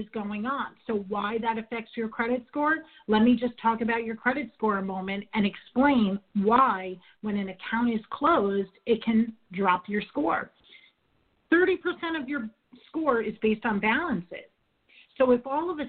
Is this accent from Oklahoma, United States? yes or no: no; New York, United States; I'm from New York